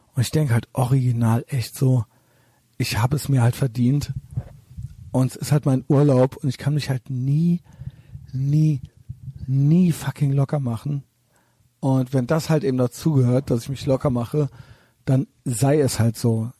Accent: Germany; aus Deutschland

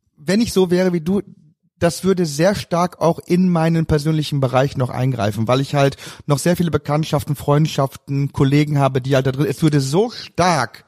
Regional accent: Emsland, Lower Saxony, Germany; moved away; also born or lived in Cologne; bei uns im Emsland

